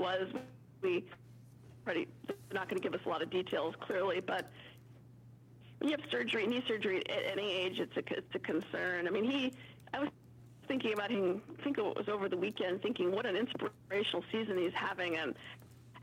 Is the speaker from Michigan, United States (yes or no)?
no; Minnesota, United States; I'm from Minnesota